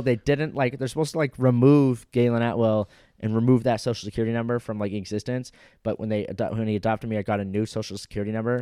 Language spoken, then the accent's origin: English; Fort Walton Beach, Florida, United States; I was born in the next town over in Fort Walton Beach